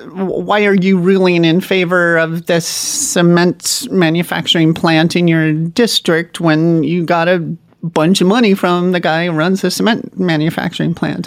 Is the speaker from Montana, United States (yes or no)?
yes; Montana, United States; my home state of Montana